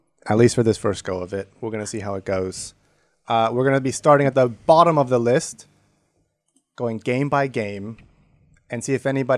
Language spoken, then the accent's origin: English; United States; as an American